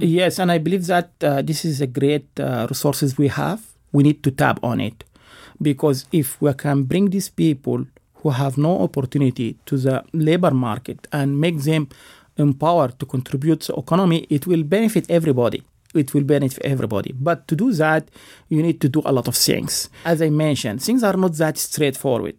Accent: United States; as an American

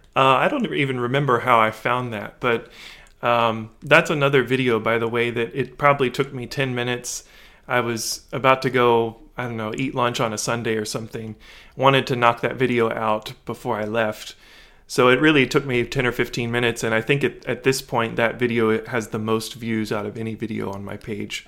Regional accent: Lexington, Kentucky, United States; moved away; I'm originally from Lexington, Kentucky, from central Kentucky

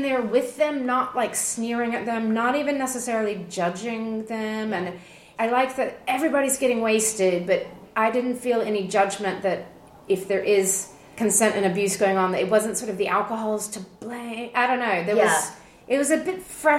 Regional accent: United States; moved away; I grew up in the States

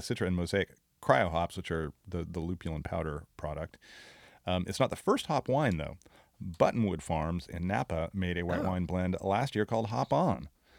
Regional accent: United Kingdom; as a Brit myself, you're allowed to say

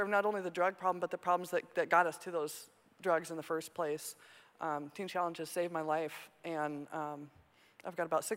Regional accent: Montana, United States; moved away as an adult; now in Minnesota, United States; I was born and raised in Montana.

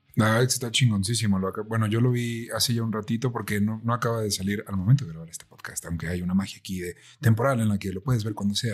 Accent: Mexico; nosotros somos de México

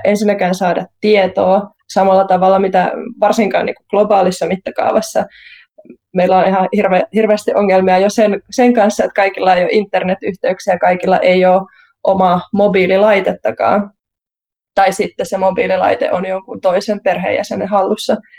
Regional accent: Central Finland, Finland; mä itse olen Keski-Suomesta

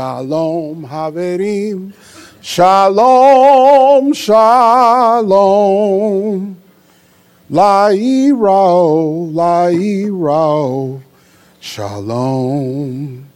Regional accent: Illinois, United States; now in Liberty, United States; So there you have a black man from Illinois living in South Carolina who loves greens and hot water cornbread

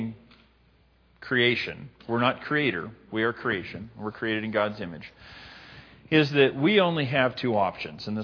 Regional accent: Libby, Montana, United States; moved away; my hometown

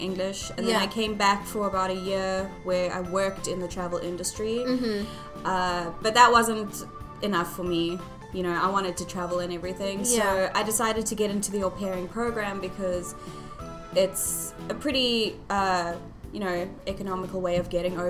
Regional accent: Howick, KwaZulu-Natal, South Africa; moved away as an adult; also born or lived in Johannesburg, South Africa; now in United States; I was born in Joburg, but then I moved at a very early age to KwaZulu-Natal

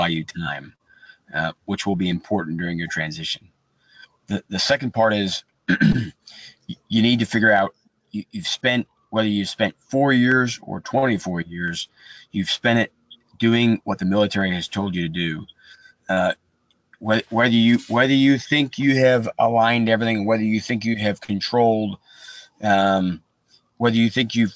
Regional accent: Buffalo, New York, United States; now in Atlanta, United States; I'm from Buffalo, New York.

